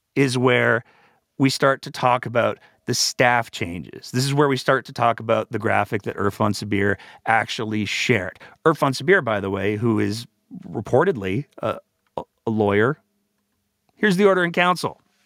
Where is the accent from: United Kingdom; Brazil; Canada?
Canada; Alberta; I was born in this province. I was raised in this province.